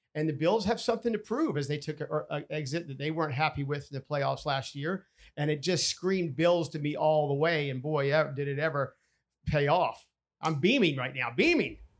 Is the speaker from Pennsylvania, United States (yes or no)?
no; North Carolina, United States; I'm from North Carolina, and I'm a diehard Panther fan from day one